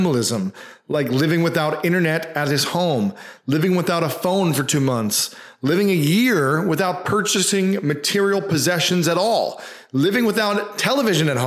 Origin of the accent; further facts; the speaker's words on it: Delaware, Ohio, United States; also born or lived in Columbus, Ohio; I'm from Delaware